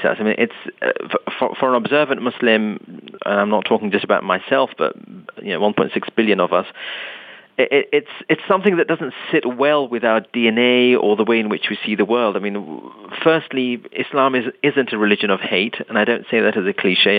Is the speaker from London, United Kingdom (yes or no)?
yes; London, United Kingdom; I was born and raised in London